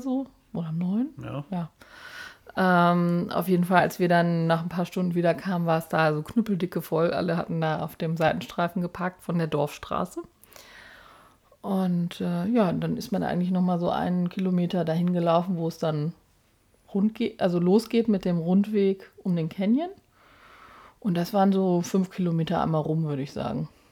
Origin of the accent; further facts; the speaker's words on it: Münster, North Rhine-Westphalia, Germany; wir kommen aus Münster